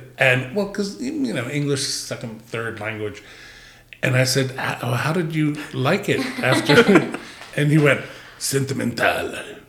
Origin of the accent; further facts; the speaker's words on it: New York City, New York, United States; as a New Yorker